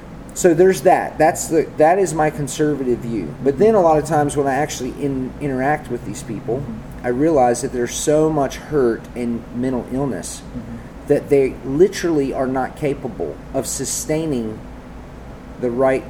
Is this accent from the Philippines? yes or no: no; the South, United States; growing up in the South